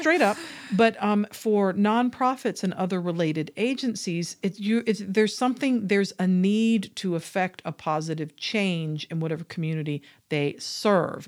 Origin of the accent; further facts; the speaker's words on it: Georgia, United States; I come from Georgia.